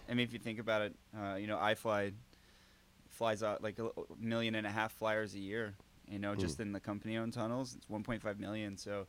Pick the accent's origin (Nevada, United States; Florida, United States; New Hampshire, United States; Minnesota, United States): Florida, United States; South; I grew up in South Florida on the beach